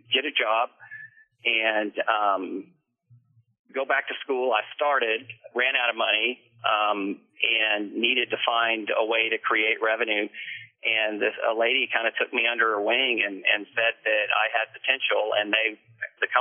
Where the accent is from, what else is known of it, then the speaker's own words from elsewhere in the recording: Houston, Texas, United States; also born or lived in Canyon Lake, Texas / Austin, Texas; My dad was a Houston cop and lived here from birth until 1982